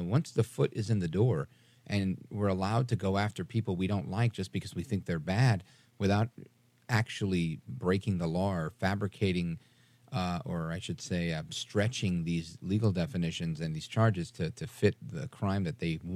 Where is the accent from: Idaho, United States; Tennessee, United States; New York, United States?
New York, United States; New York City; I was raised Catholic in Brooklyn, New York